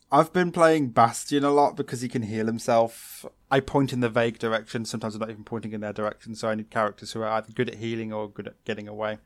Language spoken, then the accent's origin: English; United Kingdom; we're British